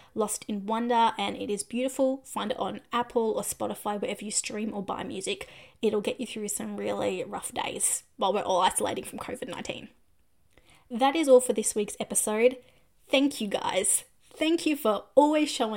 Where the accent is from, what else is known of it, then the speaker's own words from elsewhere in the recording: Australia; I'm from Australia